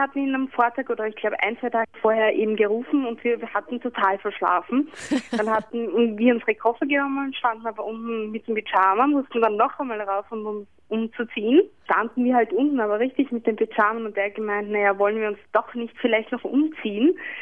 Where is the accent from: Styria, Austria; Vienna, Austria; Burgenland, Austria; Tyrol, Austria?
Vienna, Austria; Bei uns in Wien